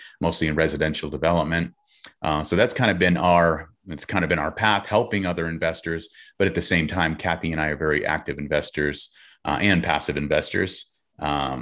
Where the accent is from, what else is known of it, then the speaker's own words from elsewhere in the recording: California, United States; We're from California.